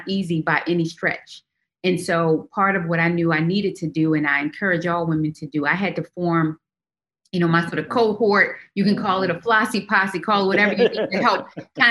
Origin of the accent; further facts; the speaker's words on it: Baltimore, Maryland, United States; we grew up in Baltimore, extremely, extremely poor